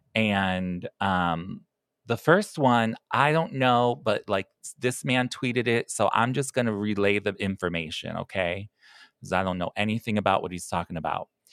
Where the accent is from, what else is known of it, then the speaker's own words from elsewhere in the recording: Chicago, Illinois, United States; I'm from Chicago